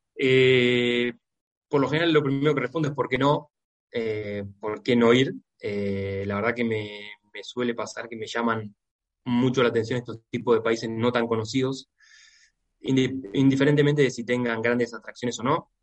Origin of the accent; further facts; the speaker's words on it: Argentina; Yo, como argentino